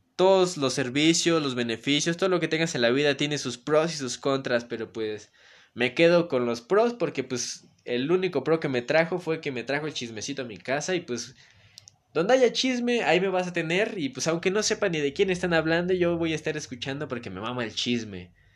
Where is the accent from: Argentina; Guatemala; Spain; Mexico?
Mexico; Puebla; yo soy de Galaxia, Bosques de Malucan, está el Cerro de Malucan y está Malucan